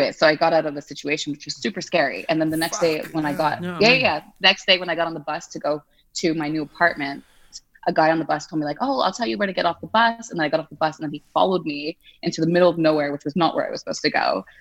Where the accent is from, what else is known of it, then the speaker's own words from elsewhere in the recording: Montreal, Quebec, Canada; moved away as an adult; also born or lived in United Kingdom / Italy / Madrid, Spain; now in Geneva, Switzerland; I am from Montreal, Canada. So I'm like from French Canada, but my family is like Anglophone